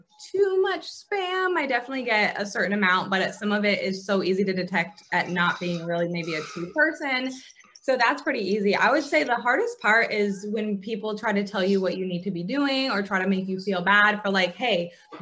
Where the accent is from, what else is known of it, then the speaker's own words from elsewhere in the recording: Vermont, United States; moved away as an adult; now in Atlanta, United States; I was actually born and raised in a small town in Vermont